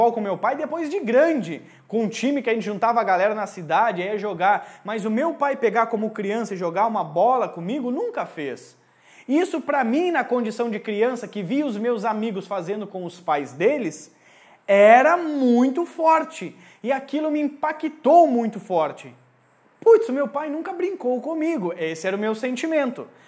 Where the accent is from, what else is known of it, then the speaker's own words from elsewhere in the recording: Rio Grande do Sul, Brazil; Eu cresci no meio do campo, eu venho do Rio Grande do Sul.